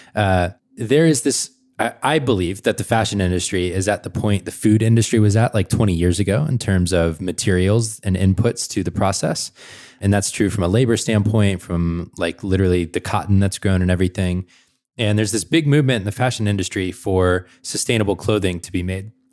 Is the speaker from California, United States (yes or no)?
no; Atlanta, Georgia, United States; moved away; I'm from Atlanta originally